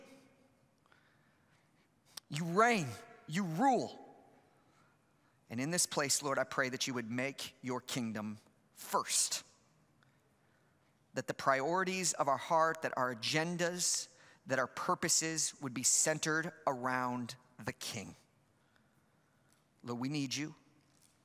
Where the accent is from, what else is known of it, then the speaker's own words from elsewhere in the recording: Chicago, Illinois, United States; I'm from Chicago